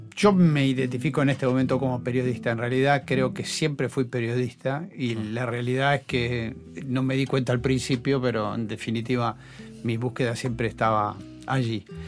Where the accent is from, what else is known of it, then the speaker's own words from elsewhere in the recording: Buenos Aires, Argentina; yo soy esencialmente porteño